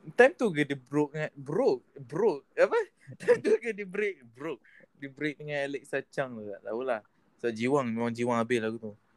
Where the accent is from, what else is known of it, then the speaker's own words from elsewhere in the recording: Malacca, Malaysia; Melaka, Melaka.